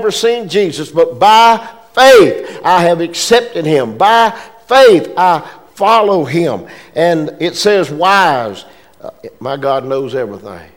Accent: Pierstown, United States; moved away as an adult; now in Oconee County; We were raised in Pierstown. We loved Pierstown. Our family was in Pierstown.

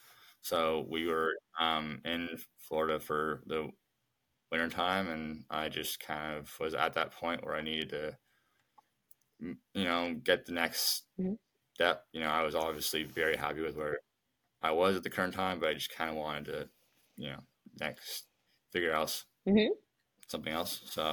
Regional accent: Guelph, Ontario, Canada; now in United States; I grew up in a relatively smaller town, probably an hour outside of Toronto, called Guelph, which is, it's not that small of a town. Like, it has a big university and all that, but kind of where we lived was on the outskirts

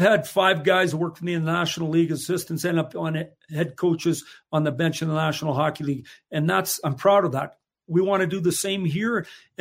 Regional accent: Saskatchewan, Canada; moved away; we're from Saskatchewan. We grew up there

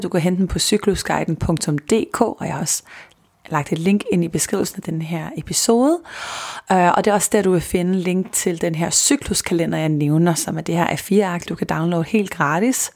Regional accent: Copenhagen, Capital Region of Denmark, Denmark; jeg er københavner

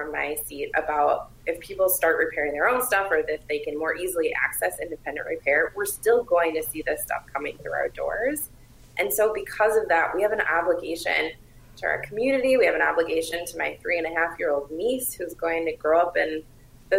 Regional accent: Indiana, United States; now in Minnesota, United States; I'm originally from Indiana, so I get to observe this as an outsider

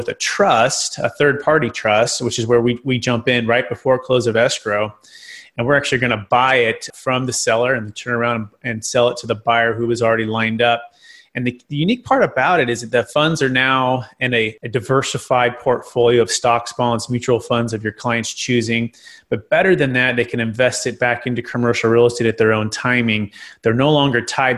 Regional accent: Fremont, California, United States; now in Sacramento, United States; I'm originally from Mission San Jose, the Bay Area, Fremont area

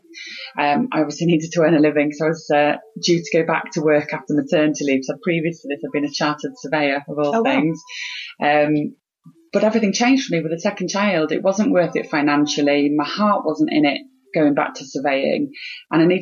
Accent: Harrogate, Yorkshire and the Humber, United Kingdom; moved away as an adult; I'd moved back to my hometown of Harrogate

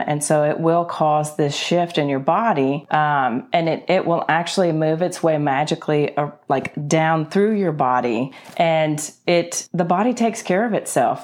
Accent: Paris, Tennessee, United States; moved away; also born or lived in Nashville, Tennessee / Alabama / Atlanta, Georgia; I was born in West Tennessee, in Paris, Tennessee, home of the world's largest fish fry

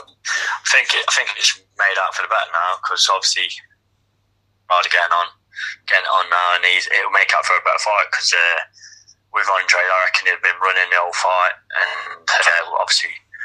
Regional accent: Derby, East Midlands, United Kingdom; my hometown

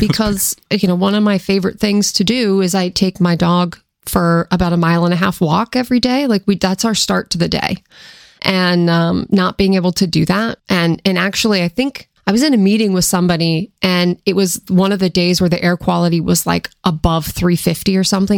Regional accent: Seattle, Washington, United States; moved away as an adult; also born or lived in East Coast; growing up in Seattle

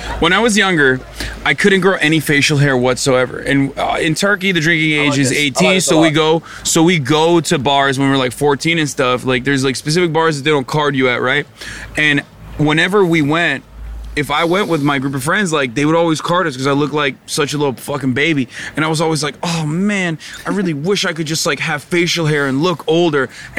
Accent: United Kingdom; Oh, dude, we love being British, by the way. As much as we shit on England.

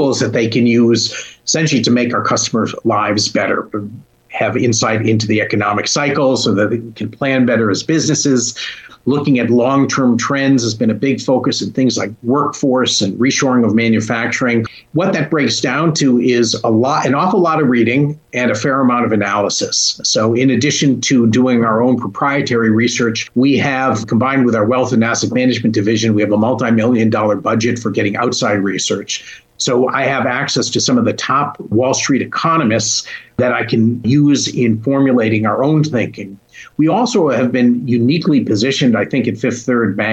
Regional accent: Hartford, Connecticut, United States; moved away; Hartford, as I was growing up in the 70s and late 60s, was a troubled

